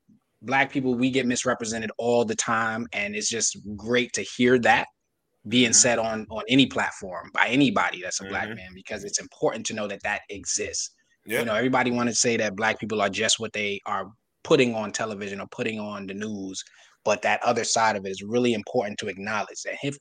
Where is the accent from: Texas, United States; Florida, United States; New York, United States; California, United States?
New York, United States; Brooklyn; I'm a fan of Mark Jackson. I'm from Brooklyn.